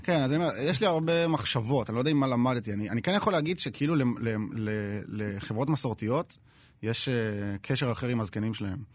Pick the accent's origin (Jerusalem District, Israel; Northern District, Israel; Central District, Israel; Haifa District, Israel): Jerusalem District, Israel; Jerusalem; now in Tel Aviv, Israel; אנחנו שנינו ירושלמים, שנינו דתל"שים, אבל עכשיו גרים בתל אביב